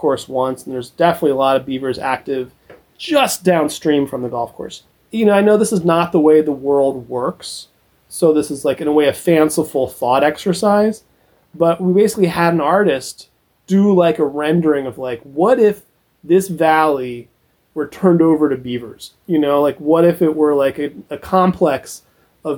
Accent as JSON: {"language": "English", "region": "Central Ohio", "country": "United States", "tie": "born or raised there", "moved": "as an adult", "lives_now": "Philadelphia, United States", "said": "I grew up in Central Ohio and came to Philly 2004"}